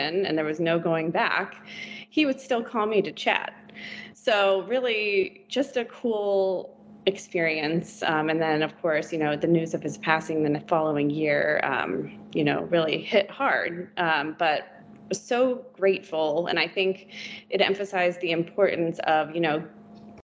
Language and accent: English; Virginia, United States; Growing up in Virginia, my entire childhood, he was our senator